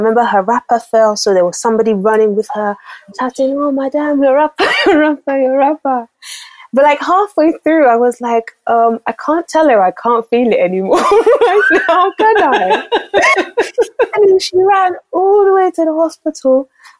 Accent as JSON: {"language": "English", "region": "Lagos", "country": "Nigeria", "tie": "born or raised there", "said": "I was born in Lagos, Nigeria. I was actually born in North Balande, to be specific. I grew up, my formative years, I grew up in Apapa, GRA."}